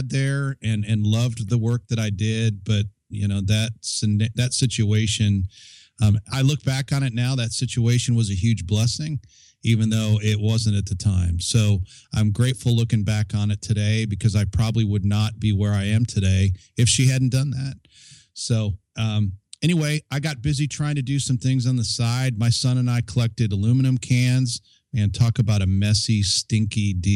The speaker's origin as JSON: {"language": "English", "town": "Chicago", "region": "Illinois", "country": "United States", "tie": "born or raised there", "also_born_or_lived": "Colorado Springs", "moved": "yes", "said": "I grew up in the Chicago area"}